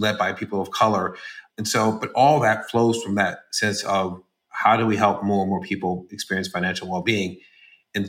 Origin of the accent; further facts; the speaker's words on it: San Francisco, California, United States; moved away; I'm from San Francisco originally